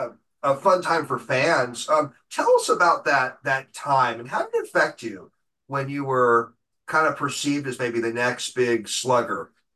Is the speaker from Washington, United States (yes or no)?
yes; Seattle, Washington, United States; I've been a Mariners fan since 77, growing up in Seattle.